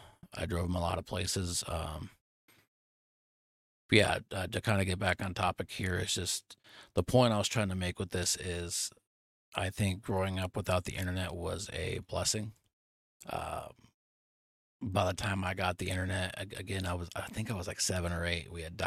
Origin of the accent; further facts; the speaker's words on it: Nebraska, United States; moved away; I moved away from Nebraska to Texas. I don't get to see my childhood friends or my family every day